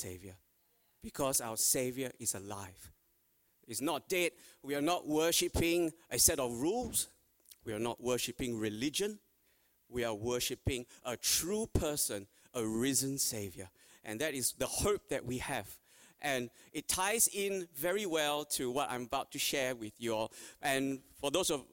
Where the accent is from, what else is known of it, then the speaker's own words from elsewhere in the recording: Australia; every Australian